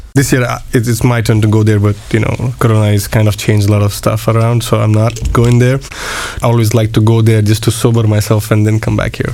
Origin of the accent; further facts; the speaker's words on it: Mumbai, Pune, Maharashtra, India; moved away as an adult; also born or lived in Switzerland / United Kingdom / Košice, Slovakia; now in Bratislava, Slovakia; born and brought up in India, uh, in the in the West